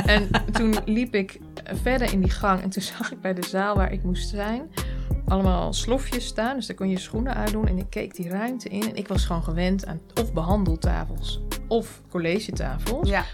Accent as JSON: {"language": "Dutch", "town": "Nieuwleusen", "region": "Overijssel", "country": "Netherlands", "tie": "born or raised there", "said": "Nieuw-Leuzen. Dat ligt, eh, het is een dorpje in de buurt van Zwolle"}